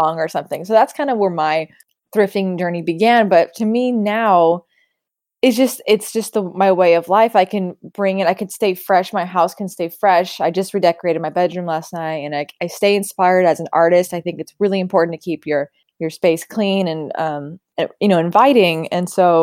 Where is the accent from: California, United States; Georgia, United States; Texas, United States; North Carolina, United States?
California, United States; Sacramento; Lady Bird was my childhood. That was me growing up in Sacramento.